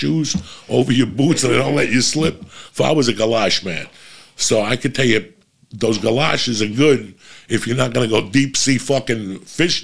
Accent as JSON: {"language": "English", "region": "New Jersey", "country": "United States", "tie": "born or raised there", "said": "when I was growing up in Jersey, you didn't see the sidewalk from fucking December till like March"}